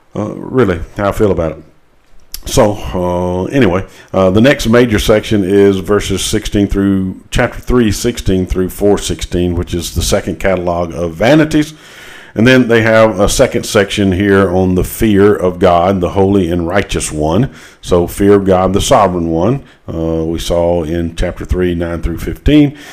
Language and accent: English; United States; as, as American uh, Christians